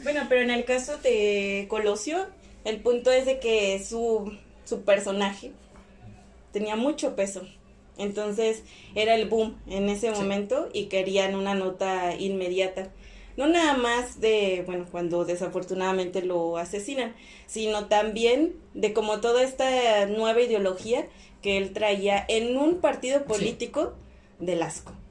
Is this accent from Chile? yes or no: no; Mexico; a nosotros como sociedad mexicana